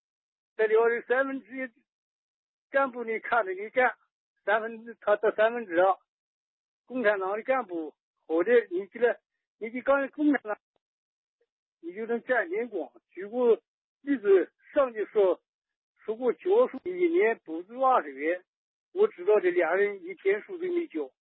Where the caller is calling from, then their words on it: Anhui, China; 我在安徽。